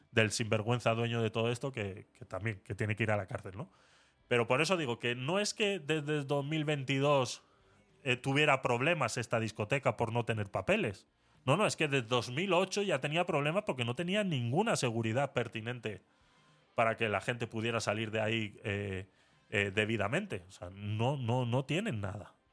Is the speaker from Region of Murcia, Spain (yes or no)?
yes; Murcia, Region of Murcia, Spain; Eh, yo soy de Murcia y Teatre es muy conocida.